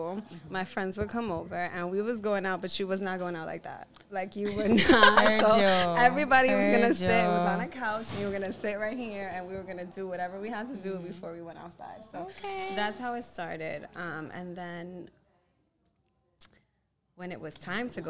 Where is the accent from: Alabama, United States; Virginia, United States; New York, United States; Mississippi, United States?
New York, United States; New York City; I grew up between Harlem and the Bronx, and I actually grew up on Columbia University campus